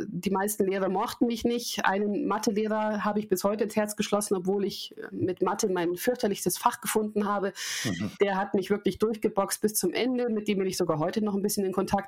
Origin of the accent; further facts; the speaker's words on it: Munich, Bavaria, Germany; Ich bin Münchnerin, ich bin 38 Jahre alt